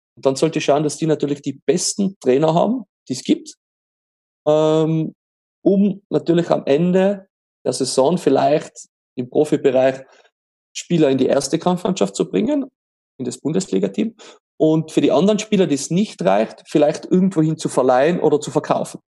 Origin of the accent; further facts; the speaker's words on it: Austria; bei uns in Österreich